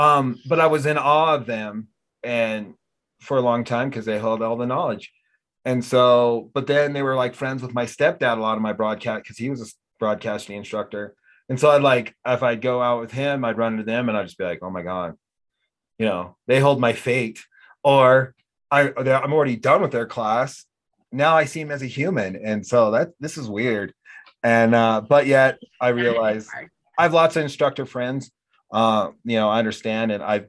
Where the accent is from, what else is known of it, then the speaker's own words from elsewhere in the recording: United States; accent: American; all the Australian girls loved my American accent.